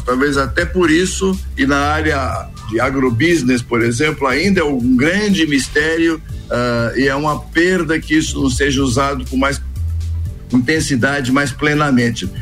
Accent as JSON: {"language": "Portuguese", "region": "São Paulo", "country": "Brazil", "also_born_or_lived": "Minas Gerais", "said": "eu sou meio, meio paulista, portanto, muito provinciano"}